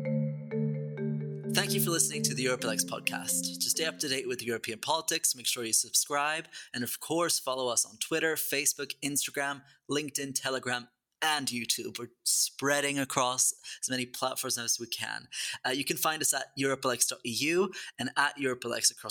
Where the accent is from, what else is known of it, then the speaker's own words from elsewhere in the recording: Sweden; I come from Sweden